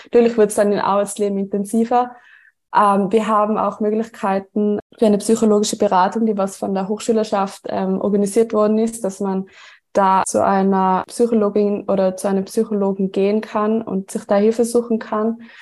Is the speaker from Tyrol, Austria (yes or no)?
yes; Tyrol, Austria; Wie man unschwer erkennen oder hören kann, ähm, komme ich aus Tirol, also ich komme ähm, aus dem ländlichen Bereich